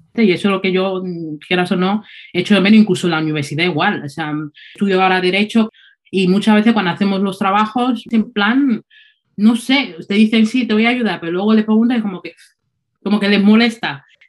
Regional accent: Spain; moved away as an adult; now in England, United Kingdom; crecí en España desde muy chica, o sea, creo que tenía 5 o 4

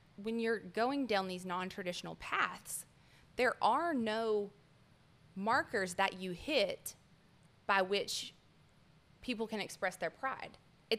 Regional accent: Appalachia, United States; Our area and our culture collectively as Appalachians, my people have been in the Appalachian Mountains since the 1600s.

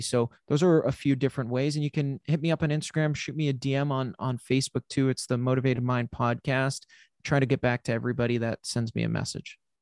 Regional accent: New England, United States; I'm from New England

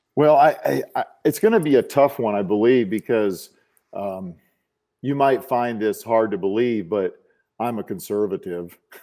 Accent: South Dakota, United States; moved away as an adult; I grew up in South Dakota

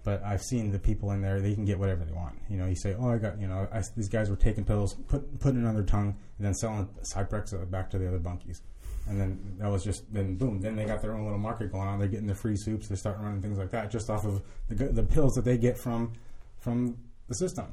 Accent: Southern California, United States; moved away as an adult; now in Florida, United States; I was born in Southern California, and, uh, I just got caught up running around the streets in Orange County

